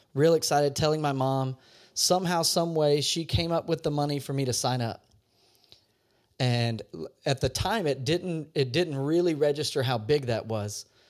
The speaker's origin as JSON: {"language": "English", "region": "Louisiana", "country": "United States", "tie": "born or raised there", "said": "I grew up in Louisiana"}